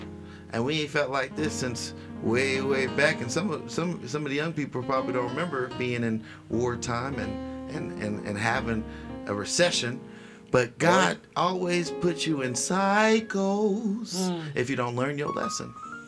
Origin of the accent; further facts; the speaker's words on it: United States; We're the only ones that be like, well, I'm black American. I'm white American. No, we're all American.